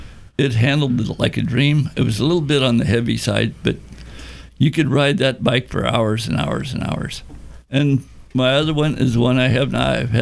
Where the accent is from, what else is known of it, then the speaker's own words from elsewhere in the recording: St. Louis, Missouri, United States; moved away; Originally from St. Louis.